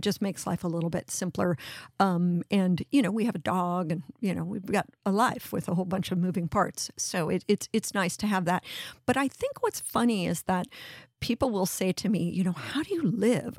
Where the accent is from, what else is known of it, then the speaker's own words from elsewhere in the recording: Los Angeles, California, United States; moved away; also born or lived in New York; growing up in the Venice canals